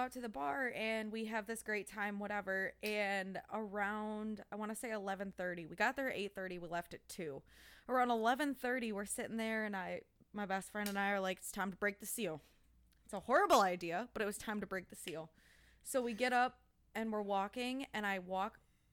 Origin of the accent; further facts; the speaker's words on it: Clarkston, Michigan, United States; I grew up in Clarkston